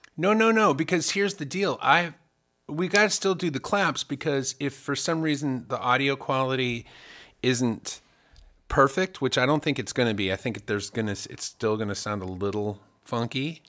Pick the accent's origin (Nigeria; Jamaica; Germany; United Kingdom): Germany; now in United States; I grew up in Germany